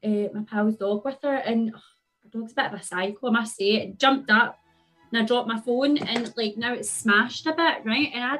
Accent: Renfrew, Scotland, United Kingdom; also born or lived in Edinburgh; I am from Renfrew

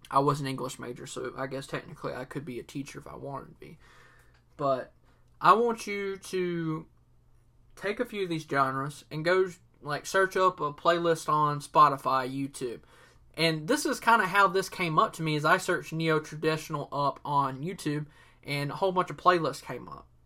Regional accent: Southern US, United States; accent: Southern; I'm using my real Southern accent, my 100% authentic Southern accent here.

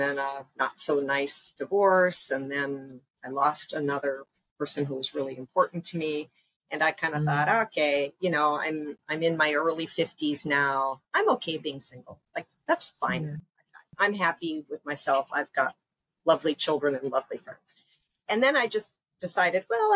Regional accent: Upper Peninsula of Michigan, United States; now in Panama; I grew up in the Upper Peninsula of Michigan, where there are way more deer than there are people

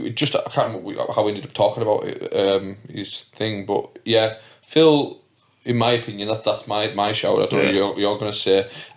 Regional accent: Whitehaven, North West England, United Kingdom; I'm from Whitehaven

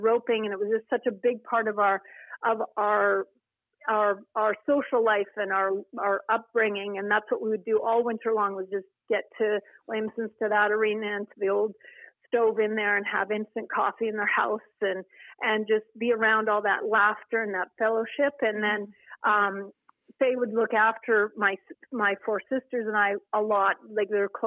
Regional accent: Cochrane, Alberta, Canada; I was raised on acreage near Cochrane, Alberta

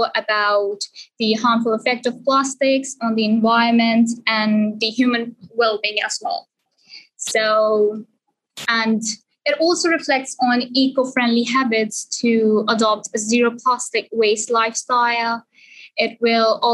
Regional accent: Sialkot, Punjab, Pakistan; moved away as an adult; I'm from Sialkot, Pakistan, and I did my A-levels and GCSE from Sialkot as well

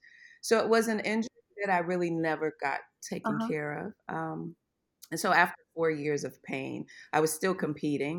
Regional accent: Corpus Christi, Texas, United States; moved away as an adult; also born or lived in Maryland/D.C. metro area / Ohio; now in Charlotte, United States; I was born and raised in Texas

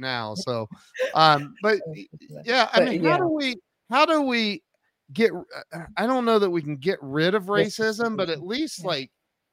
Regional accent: Ohio, United States; moved away as an adult; also born or lived in Kennesaw, Georgia; I grew up in Ohio

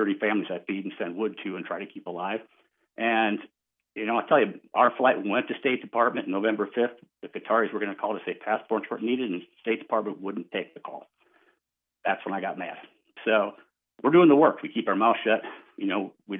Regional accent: Dubuque, Iowa, United States; also born or lived in Washington, D.C.; now in Los Angeles, United States; I'm actually in Dubuque, Iowa, my hometown right now.

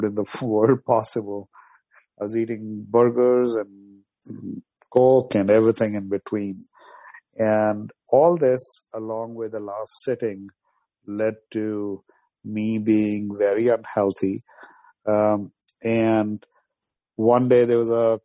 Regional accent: New Delhi, Delhi, India; moved away as an adult; also born or lived in Moscow, Russia / New York, United States; now in United States; I'm from New Delhi, India, originally, and I went to study in Moscow, Russia. And I came to New York

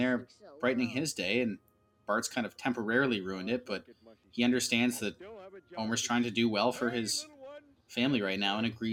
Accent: Oshawa, Ontario, Canada; We go to the Oshawa Center. We're Canadian, by the way.

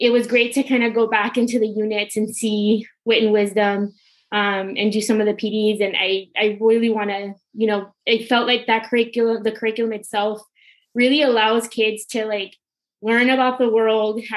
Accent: Los Angeles, California, United States; moved away as an adult; also born or lived in Philadelphia; I'm actually from Los Angeles, California, born and raised

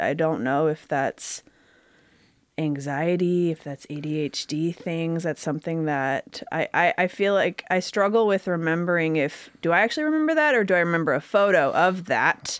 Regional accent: Grosse Pointe, Michigan, United States; I was born in Grosse Pointe, Michigan.

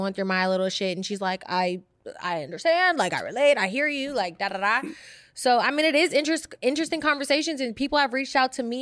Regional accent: Bay Area, California, United States; I came from the Bay Area

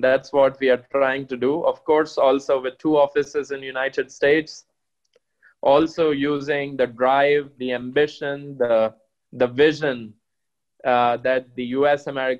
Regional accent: India; moved away; also born or lived in Germany; I come from India. I grew up in probably the largest nuclear field in Asia, in a township where my dad worked in the Department of Atomic Energy

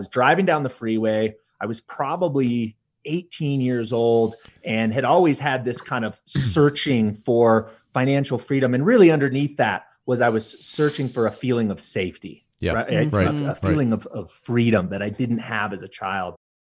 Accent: California, United States; I was raised in Southern California and raised by a single mother.

